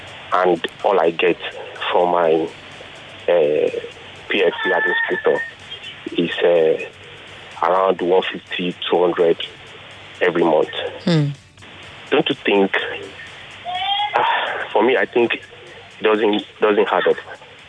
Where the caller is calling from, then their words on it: Ikorodu, Lagos, Nigeria; I'm calling from Ikorodu.